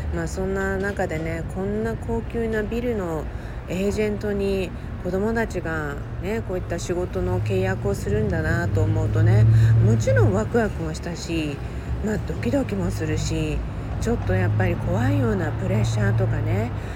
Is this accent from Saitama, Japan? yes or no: no; Okinawa, Japan; moved away as an adult; now in Los Angeles, United States; 沖縄生まれ沖縄育ちでねいまあ、未だに人生の中では沖縄で生活した年数の方がもちろん長い